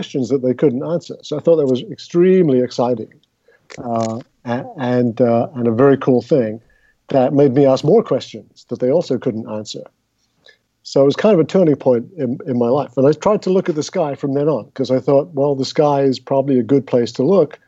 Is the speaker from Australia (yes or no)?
no; London, United Kingdom; moved away as an adult; also born or lived in Southern California; now in United States; So I grew up in England, and we lived in North London